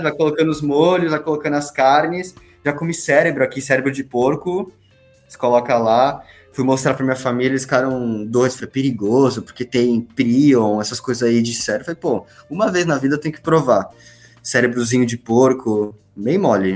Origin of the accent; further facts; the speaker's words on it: Brazil; moved away; a gente, como brasileiro